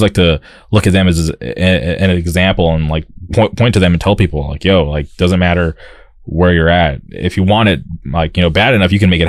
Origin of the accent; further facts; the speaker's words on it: Palm Springs, California, United States; now in Orange County, United States; I grew up in the Palm Springs area